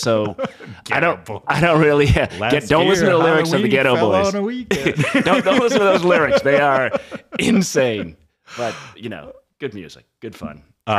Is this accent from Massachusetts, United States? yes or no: yes; Massachusetts, United States; I'm from the South Shore, so, you know, I don't know.